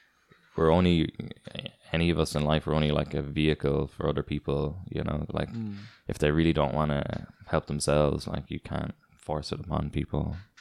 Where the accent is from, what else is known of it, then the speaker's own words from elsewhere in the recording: Ireland; born there; You know, like you were born in Singapore, both of you, and I was born in Ireland.